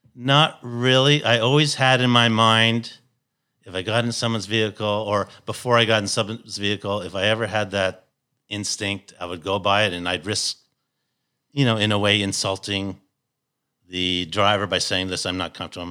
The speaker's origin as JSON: {"language": "English", "town": "Toronto", "region": "Ontario", "country": "Canada", "moved": "yes", "said": "I come from Toronto, Canada."}